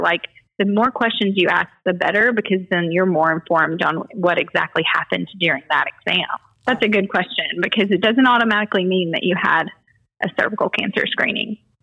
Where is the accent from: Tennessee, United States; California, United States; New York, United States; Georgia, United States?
Tennessee, United States; Dyersburg; I'm from Dyersburg, was born and raised in Dyersburg